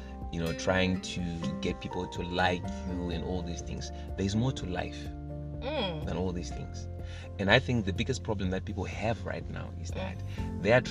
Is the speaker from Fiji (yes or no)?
no; Zimbabwe; I'm from Zim.